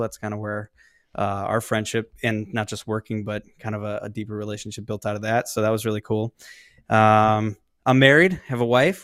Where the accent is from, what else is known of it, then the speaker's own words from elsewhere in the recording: Tinley Park, Illinois, United States; I am from the Chicago South suburbs, so about thirty miles south of Chicago